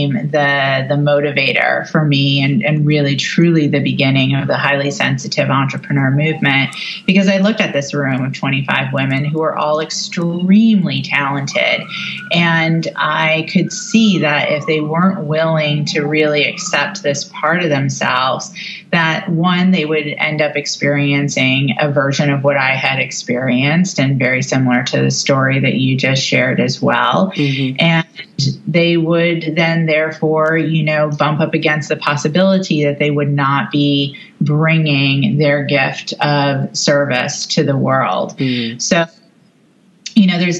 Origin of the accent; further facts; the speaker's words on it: New York City, New York, United States; Confirmation as a New Yorker